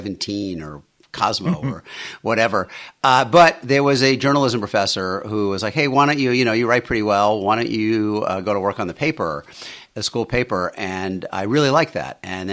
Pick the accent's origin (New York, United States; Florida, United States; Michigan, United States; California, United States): New York, United States; Queens; Yeah, I grew up in Bayside, Queens. My dad was an electrician.